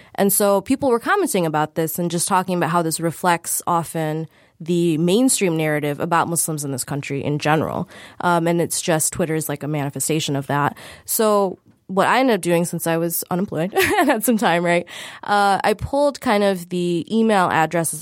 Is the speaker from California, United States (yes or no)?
no; Michigan, United States; we all grew up in Michigan